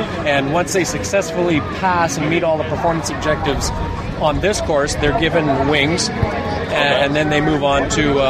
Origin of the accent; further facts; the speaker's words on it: Barrie, Ontario, Canada; I grew up in Barrie.